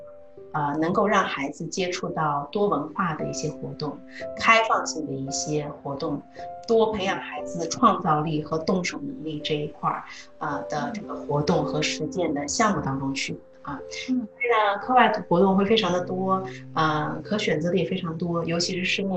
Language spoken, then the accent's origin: Chinese; China; moved away; 我就是来自中国的，